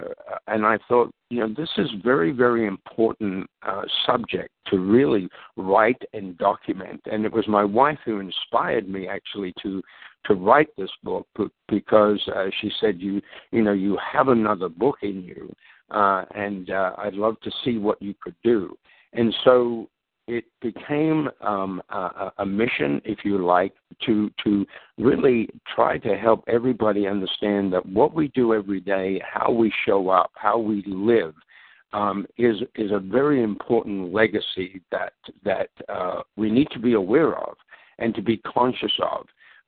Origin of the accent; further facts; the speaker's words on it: Australia; also born or lived in London, England; now in Minnesota, United States; actually born in London, England, but my parents emigrated to Australia when I was 9 years of age. So I grew up in Australia